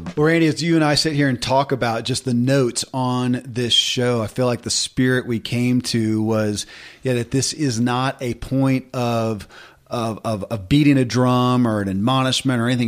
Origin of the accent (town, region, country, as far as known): Kentucky, United States; born or raised there